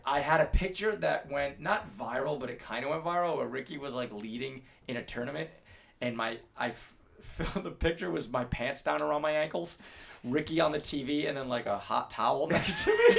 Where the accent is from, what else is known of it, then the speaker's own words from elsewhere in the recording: Northeast, United States; growing up on the Northeast where there's snow